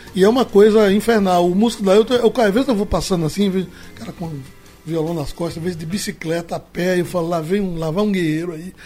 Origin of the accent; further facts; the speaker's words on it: Vicência, Pernambuco, Brazil; also born or lived in Aliança / Timbaúba; Eu vivi entre Aliança, Timbaúba e Vicência, onde eu nasci